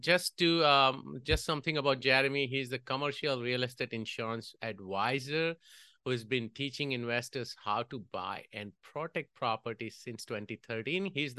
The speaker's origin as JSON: {"language": "English", "country": "India", "tie": "born or raised there", "moved": "as an adult", "said": "You know, growing up in India, it was all about cricket. But when I moved here, and before then, I was watching a lot of tennis in India, but we didn't have courts."}